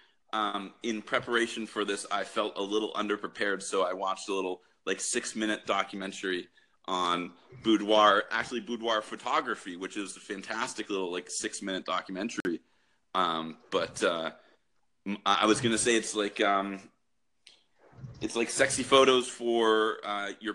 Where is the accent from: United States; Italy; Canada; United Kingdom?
Canada; As a Canadian